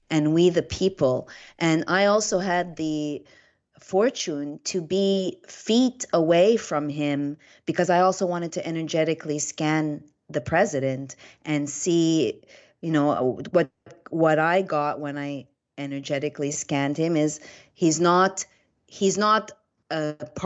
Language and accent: English; Canada; now in Florida, United States; I come from Canada